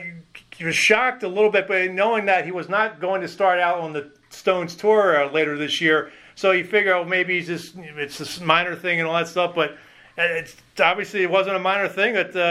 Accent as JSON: {"language": "English", "town": "Philadelphia", "region": "Pennsylvania", "country": "United States", "tie": "born or raised there", "also_born_or_lived": "Schenectady, New York", "moved": "yes", "lives_now": "Schenectady area, United States", "said": "Philadelphia, my hometown."}